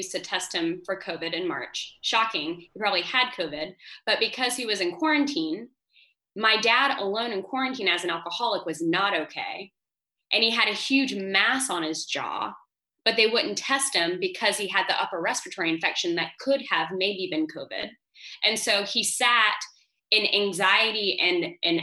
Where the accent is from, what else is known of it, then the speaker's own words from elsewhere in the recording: United States; moved away as an adult; now in France; I'm American